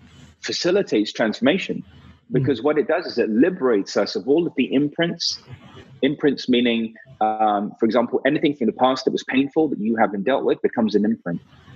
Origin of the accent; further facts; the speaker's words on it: India; because I was very skeptical, especially being Indian.